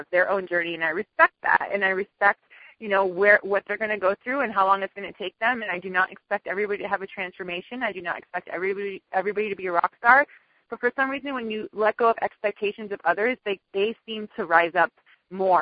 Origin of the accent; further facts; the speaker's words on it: Miami, Florida, United States; I'm from Miami. I'm born and raised in Miami